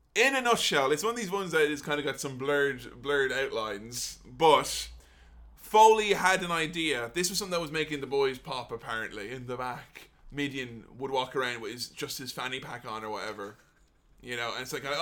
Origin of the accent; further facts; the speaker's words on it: Ireland; growing up in Ireland at the time